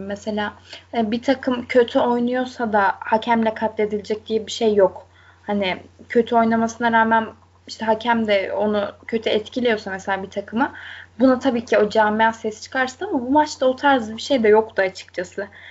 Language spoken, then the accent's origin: Turkish; Konya, Turkey